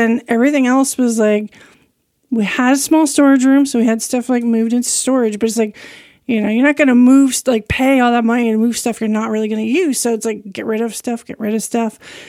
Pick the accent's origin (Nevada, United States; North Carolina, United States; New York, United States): New York, United States; I'm from New York, so originally.